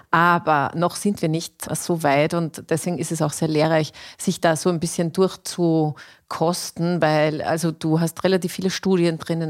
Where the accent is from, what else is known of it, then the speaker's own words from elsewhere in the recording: Austria; bei uns in Österreich